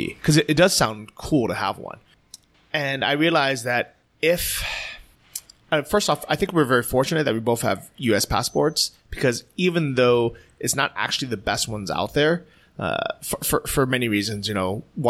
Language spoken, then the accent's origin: English; United States; because I'm American.